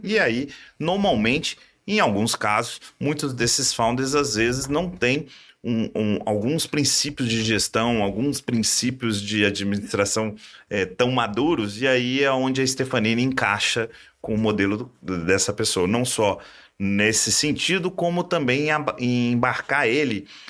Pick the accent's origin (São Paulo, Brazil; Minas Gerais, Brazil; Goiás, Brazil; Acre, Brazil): Minas Gerais, Brazil; sou mineiro, né? E em Minas eu comecei logo na, na antiga Brama